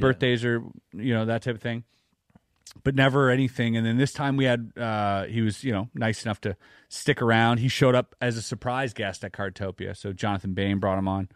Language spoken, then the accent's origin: English; Canada; as a Canadian